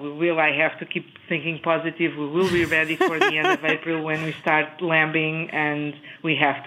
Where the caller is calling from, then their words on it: Monroe, Wisconsin, United States; moved away as an adult; I'm calling from Monroe, Wisconsin. I moved here 3 years ago.